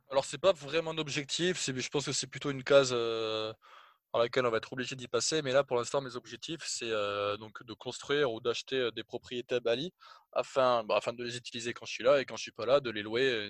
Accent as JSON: {"language": "French", "town": "Toulouse", "region": "Occitania", "country": "France", "tie": "born or raised there", "said": "Je suis né à Toulouse, j'ai fait mes études à Toulouse"}